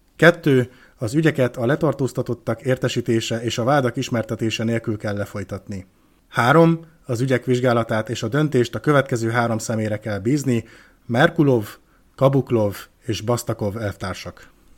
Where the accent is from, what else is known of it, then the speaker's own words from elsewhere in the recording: Hungary; magyar vagyok